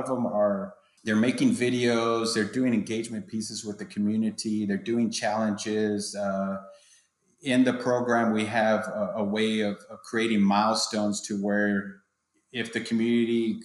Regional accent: San Antonio, Texas, United States; I'm from San Antonio. I've been in the department for 26 years

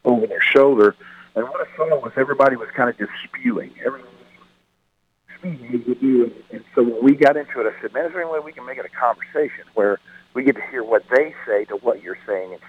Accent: Oklahoma, United States; where I grew up in Oklahoma

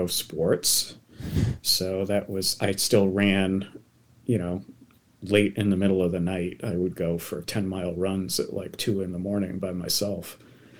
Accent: Massachusetts, United States; now in Oregon, United States; growing up in Massachusetts

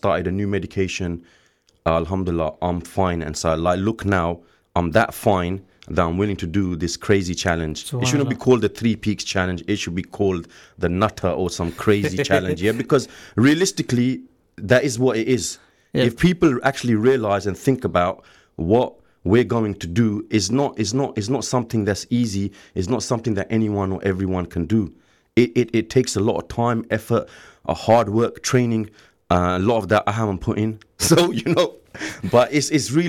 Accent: Bedford, East of England, United Kingdom; moved away as an adult; now in Luton, United Kingdom; originally, I'm actually from Bedford. I grew up in a small town 20 miles from here called Bedford.

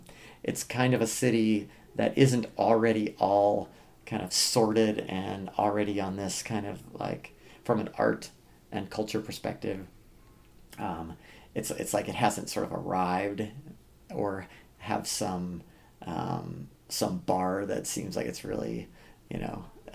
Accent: Iowa, United States; now in Phoenix, United States; I grew up in Iowa

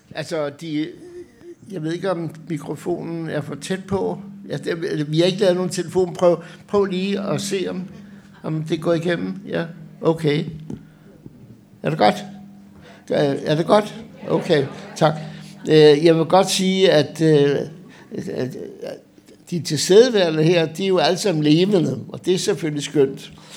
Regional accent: Denmark

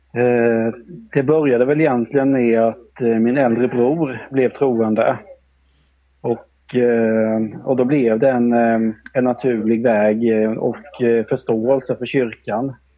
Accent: Korsberga, Jönköping County, Sweden; born or raised there; also born or lived in Malmö / Sandhem; now in Vetlanda, Sweden

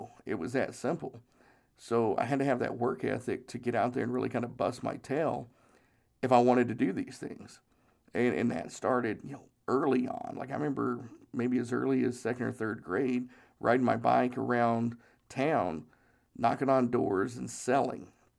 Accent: Tennessee, United States; We didn't have a lot of money. We grew up in Northeast Tennessee and just didn't have a whole lot of money.

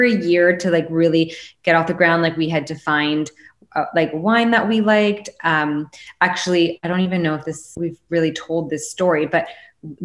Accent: Canada; being a Canadian.

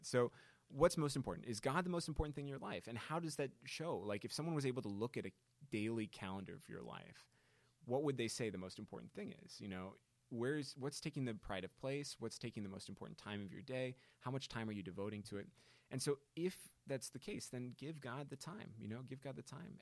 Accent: Naperville, Illinois, United States; moved away; my hometown is Naperville, Illinois, which is the form, the platonic form of suburb.

